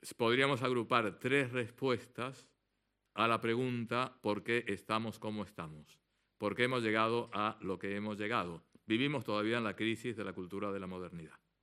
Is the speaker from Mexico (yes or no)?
no; Argentina; como buen argentino